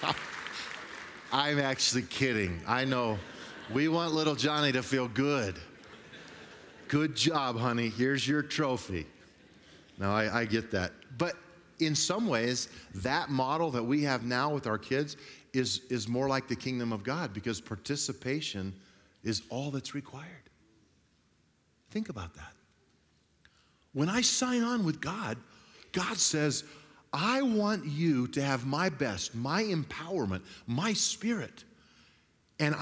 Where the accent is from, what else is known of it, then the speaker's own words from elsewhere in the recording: Grand Junction, Colorado, United States; I grew up on the West Slope in a little town called Grand Junction